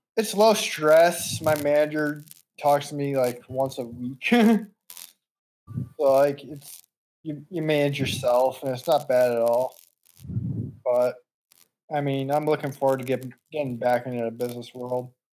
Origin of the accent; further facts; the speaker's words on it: Meriden, Connecticut, United States; moved away as an adult; also born or lived in West Palm Beach, Florida; now in Nashville, United States; I'm 27 from Connecticut, Meriden, Connecticut